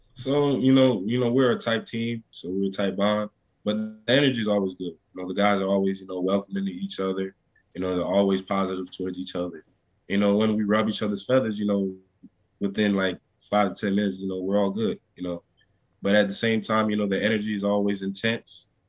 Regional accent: near Baton Rouge, Louisiana, United States; in Baton Rouge, Louisiana, right near near my hometown

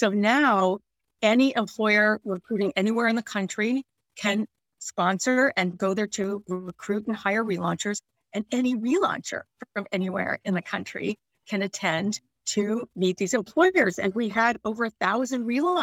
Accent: Long Beach, California, United States; now in Boston, United States; I'm from Southern California, even though I live in Boston. I grew up in Long Beach, California

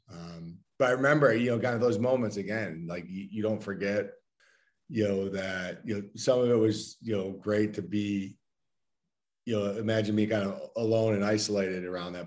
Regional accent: Endicott, New York, United States; moved away; I grew up in in upstate New York, um, small town called Endicott, New York, about an hour south of Syracuse

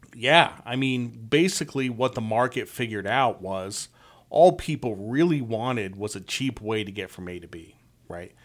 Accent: Norwich, Connecticut, United States; I grew up in Norwich, Connecticut

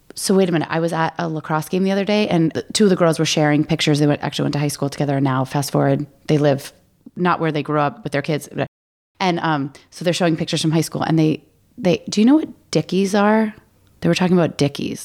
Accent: Maine, United States; I grew up in Maine. We had Fickies.

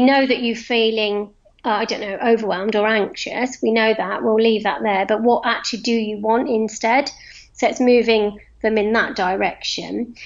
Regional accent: London, United Kingdom; moved away as an adult; now in Cotswolds, United Kingdom; I moved from London. I was a Londoner, and I still am a Londoner, but I moved from London to the Cotswolds to live about 10 years ago.

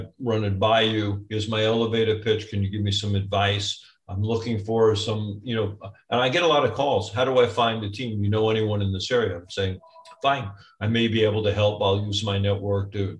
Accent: New York, United States; I'm a New Yorker

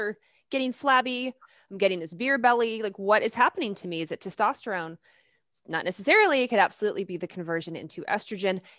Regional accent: Lexington, Kentucky, United States; I grew up in the South. I grew up in Lexington, Kentucky

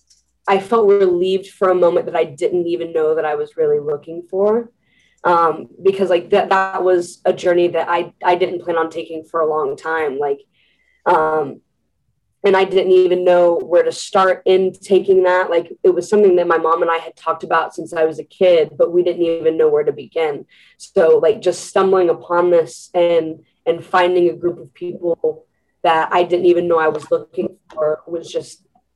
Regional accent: Kansas City, United States; I was born in Kansas City, and I had actually lived with my biological mom until I was about 2 years old.

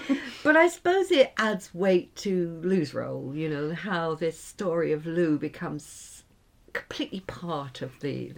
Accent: England, United Kingdom; moved away; also born or lived in Ireland; I was born in England.

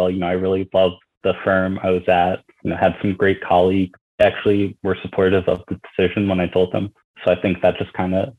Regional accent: Bethlehem, Pennsylvania, United States; moved away as an adult; also born or lived in Troy, New York / Atlanta, Georgia / New York City, New York; I'm actually from Bethlehem, Pennsylvania, where Bethlehem Steel was

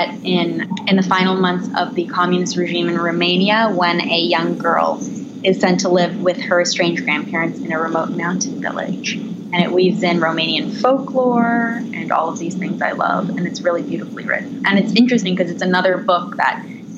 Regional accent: California, United States; I grew up in California and I never went outside

